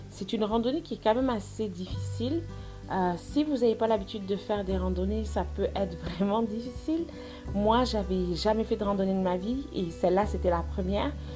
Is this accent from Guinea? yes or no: no; France; moved away as an adult; now in Montreal, Canada; Je vis à Montréal depuis les 14 dernières années. J'ai quitté la France pour faire mes études au Canada